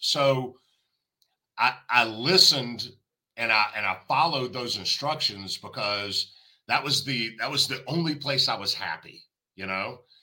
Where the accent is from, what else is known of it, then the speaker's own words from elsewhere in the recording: the South, United States; I'm from the South